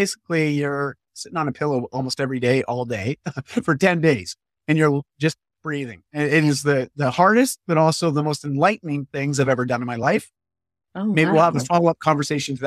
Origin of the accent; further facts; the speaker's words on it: Canada; I'm Canadian